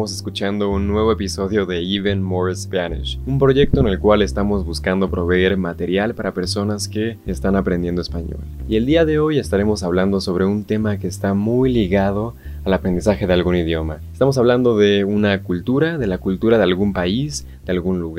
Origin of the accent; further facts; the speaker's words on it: Mexico; aquellas cosas que por las cuales seguramente somos conocidos muchos mexicanos por comer demasiado picante